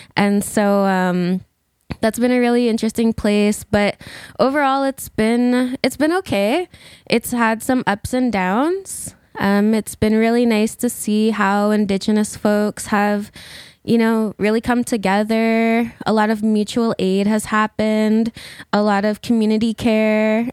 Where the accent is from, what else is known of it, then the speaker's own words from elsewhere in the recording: Alberta, Canada; moved away; I'm originally from Alberta